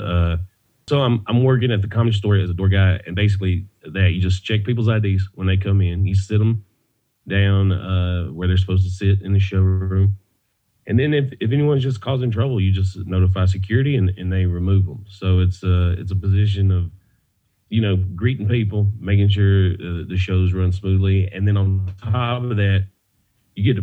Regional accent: Georgia, United States; moved away as an adult; also born or lived in Los Angeles, California; now in Texas, United States; I was originally from Georgia

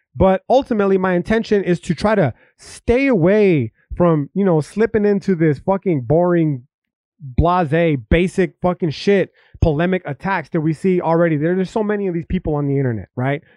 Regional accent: United States; I'm an American

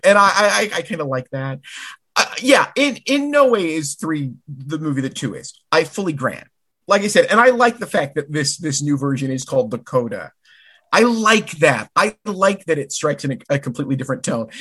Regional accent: Caro, Michigan, United States; my local theater in Caro, Michigan, my hometown theater.

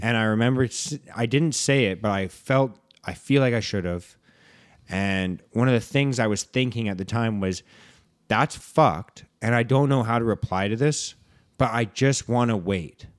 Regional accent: Vancouver, British Columbia, Canada; we grew up in Vancouver here

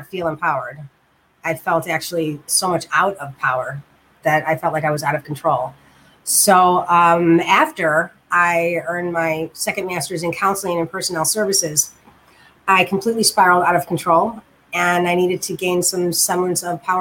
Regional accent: Chicago, Illinois, United States; also born or lived in Germany / West Lafayette, Indiana; I'm from Chicago. Yes, Chi-Chi Town. I've lived here for most of my life, except for 8 years when I lived in Germany

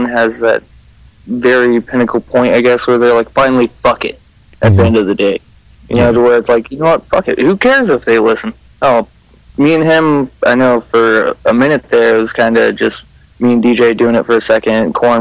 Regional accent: California, United States; I'm actually from the same shitty town that we talk about, him in California

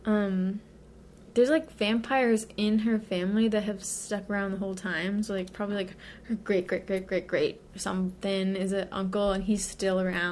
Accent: United States; we're American

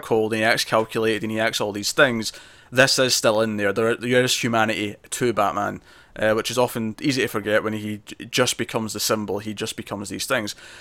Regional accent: Scotland, United Kingdom; I'm Scottish

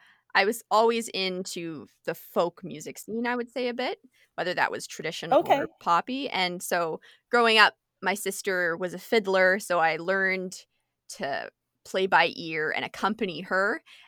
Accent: British Columbia, Canada; also born or lived in Alberta / Saskatchewan; So I was born in Alberta, spent quite a bit of time living in Saskatchewan, then spent my teenage years in British Columbia, and then now I'm here

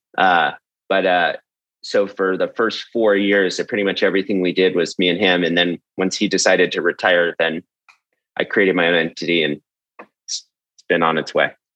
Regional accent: San Jose, California, United States; I'm originally from San Jose, California, and for those that don't know, that's Silicon Valley, which where most of the tech companies there. Essentially, I grew up there

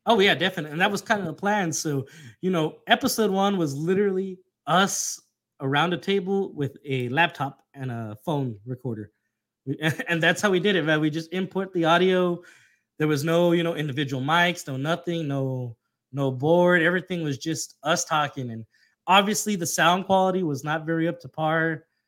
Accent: Texas, United States; being that we're both from Texas

